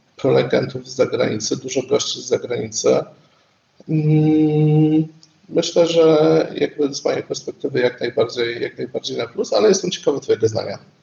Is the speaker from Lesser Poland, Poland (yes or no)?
yes; Kraków, Lesser Poland, Poland; Jestem z Krakowa i całe moje życie zawodowe też się kręci e, w Krakowie